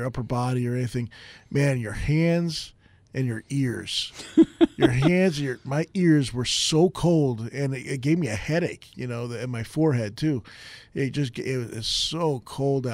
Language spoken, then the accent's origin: English; Arizona, United States; I'm from Arizona.